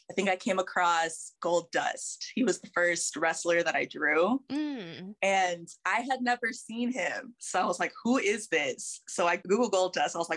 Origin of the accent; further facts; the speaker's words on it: Roswell, New Mexico, United States; I was born in New Mexico in Roswell